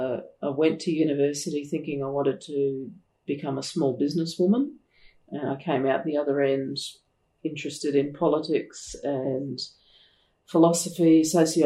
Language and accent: English; Brisbane, Queensland, Australia; I grew up in Brisbane, which is Australia's third largest city, and I'm one of seven children. I have six older brothers, and it was because I was the youngest that I was unaware of my Aboriginality.